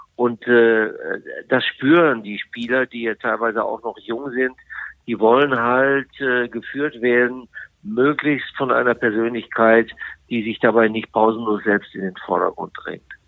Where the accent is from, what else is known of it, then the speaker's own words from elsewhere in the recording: Bielefeld, North Rhine-Westphalia, Germany; now in Frankfurt, Germany; da ich ja in Bielefeld groß geworden bin. Und, äh, dass Bielefeld nach wie vor, obwohl ich schon so lange in Frankfurt lebe, als meine Heimatstadt bezeichne